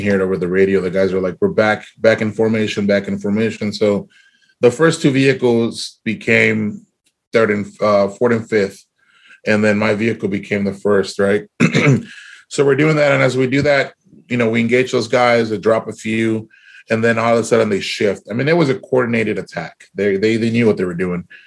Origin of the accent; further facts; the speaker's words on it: South Texas, United States; We grew up in South Texas.